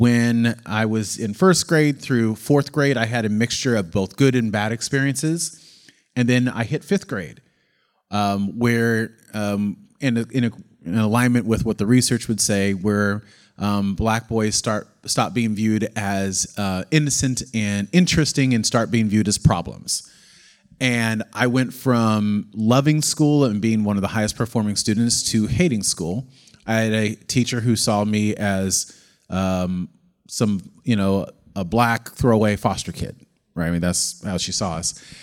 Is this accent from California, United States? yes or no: yes; McCloud, California, United States; born or raised there; also born or lived in Oakland, California; now in San Diego, United States